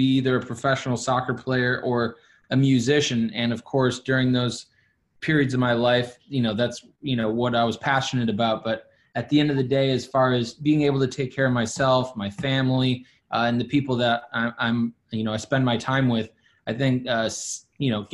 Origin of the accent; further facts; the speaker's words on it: Milwaukee, Wisconsin, United States; moved away as an adult; also born or lived in Virginia / Dallas, Texas / New Jersey / New York City; I'm right now currently sitting in my hometown where I was born and raised. I spent 21 years here in Milwaukee, Wisconsin